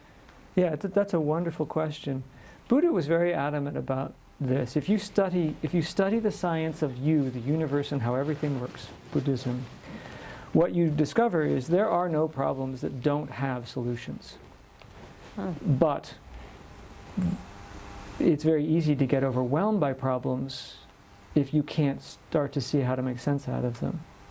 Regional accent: United States; I come from one part of the Americas. Where? The United States.

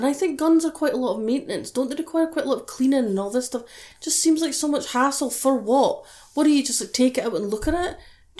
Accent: United Kingdom

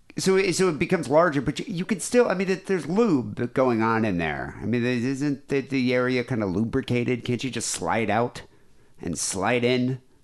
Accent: Johannesburg, Gauteng, South Africa; moved away; I grew up in South Africa, so I was in Johannesburg.

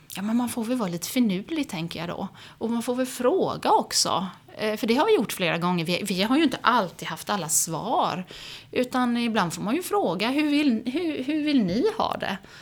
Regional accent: Oskarshamn, Kalmar County, Sweden; also born or lived in Swedish west coast; jag är ju född och uppvuxen i Oskarshamn

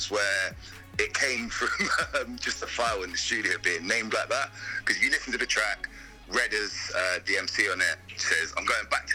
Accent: London, United Kingdom; moved away as an adult; now in Bristol, United Kingdom; I grew up in London. I moved to Bristol when I was 18

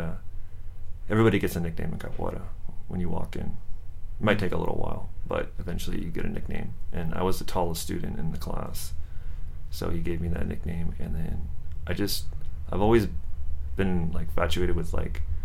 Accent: San Jose, California, United States; also born or lived in Milpitas; I grew up in San Jose

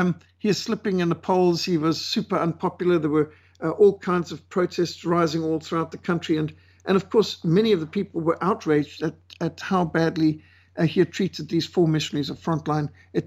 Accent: Zimbabwe; also born or lived in South Africa; I'm South African born and raised in Rhodesia

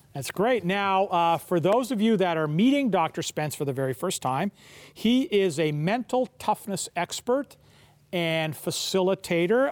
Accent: Kensington Market, Ontario, Canada; I grew up in Kensington Market

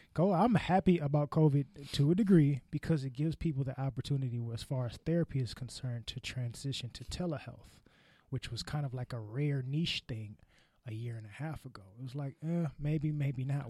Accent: California, United States; I'm from California

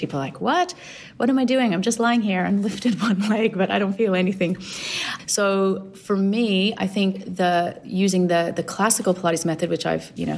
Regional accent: Los Angeles, California, United States; now in Australia; I grew up in Los Angeles

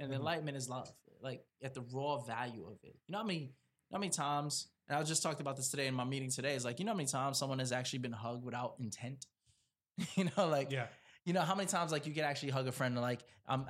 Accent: East Coast, United States; I'm from the East Coast, so like I know I get...

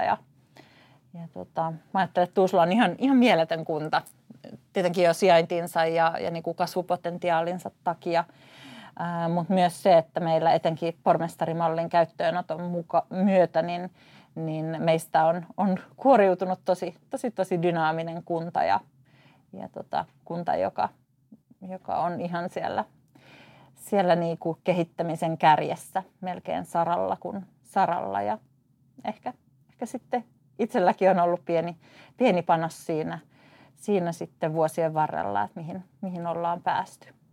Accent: Tuusula, Uusimaa, Finland; Mä oon paljasjalkainen tuusulalainen, syntynyt ja elänyt koko elämäni täällä

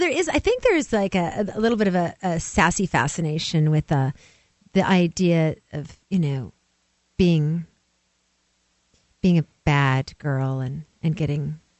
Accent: West Coast, United States; now in Tennessee, United States

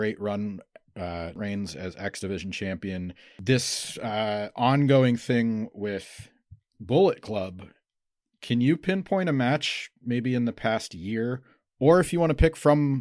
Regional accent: Northeast Pennsylvania, United States; I'm from Northeast Pennsylvania too

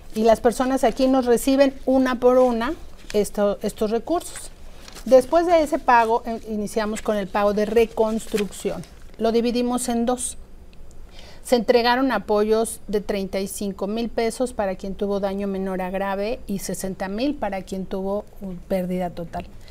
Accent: Mexico City, Mexico; los que somos de la Ciudad de México

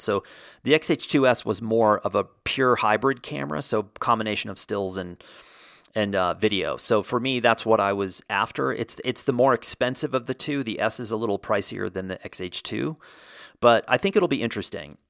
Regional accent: Texas, United States; I grew up surfing in Texas

